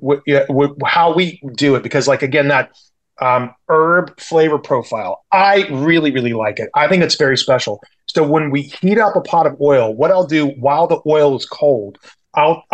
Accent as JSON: {"language": "English", "region": "the South", "country": "United States", "tie": "born or raised there", "moved": "as an adult", "lives_now": "San Francisco, United States", "said": "I grew up in the South. I had fried chicken in my baby bottle growing up."}